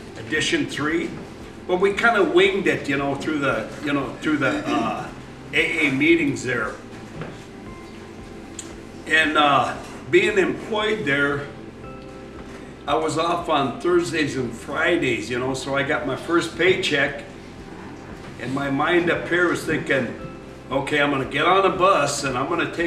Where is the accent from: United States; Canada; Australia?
United States; Dillingham, Alaska; I was originally from Dillingham